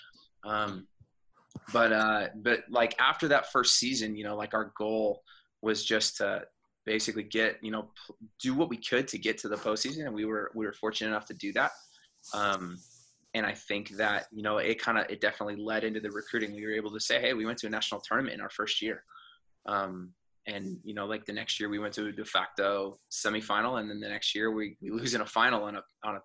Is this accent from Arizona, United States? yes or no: yes; Phoenix, Arizona, United States; moved away as an adult; also born or lived in Kansas; now in Phoenix, United States; I'm from Phoenix